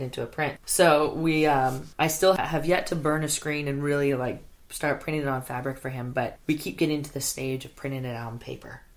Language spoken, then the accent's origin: English; Mendocino, California, United States; also born or lived in Santa Cruz / Los Angeles / Petaluma; I'm from Mendocino. I don't know. You know, like, the closest mall was 2 hours away